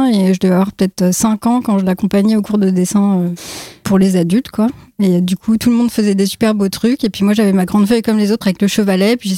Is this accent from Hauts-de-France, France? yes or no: no; Brittany, France; born there; also born or lived in Paris region / Aquitaine / Landes / Strasbourg; j'ai habité un peu partout en France, euh, région parisienne, euh, Aquitaine, Lande, euh, Strasbourg. Enfin, je suis née en Bretagne, mais je ne suis pas restée long